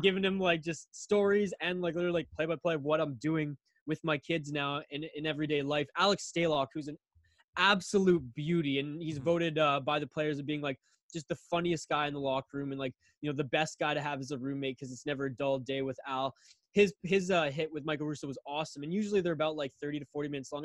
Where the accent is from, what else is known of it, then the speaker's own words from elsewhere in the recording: Northern British Columbia, Canada; also born or lived in Victoria, British Columbia / Vancouver Island; me growing up in Northern BC